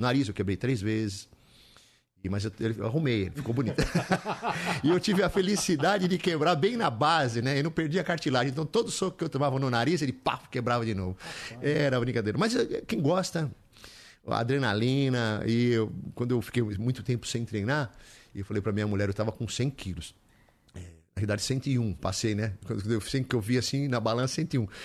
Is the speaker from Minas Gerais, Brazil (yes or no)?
no; São Paulo, Brazil; moved away as an adult; also born or lived in Olinda; now in Atibaia, Brazil; Eu sou paulistano ali, nasci em Santa Cecília, né? Nasci aqui em São Paulo